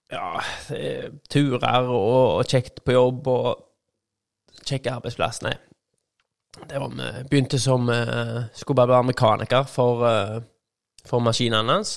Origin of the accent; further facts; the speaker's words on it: Skudeneshavn, Rogaland, Norway; also born or lived in Haugesund; Jeg er født i Haugesund, tror jeg. Oppvokst i Skudenes